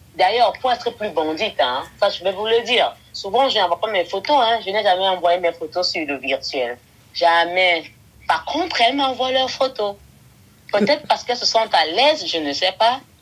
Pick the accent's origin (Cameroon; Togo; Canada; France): Cameroon; Je viens du Cameroun où je réside actuellement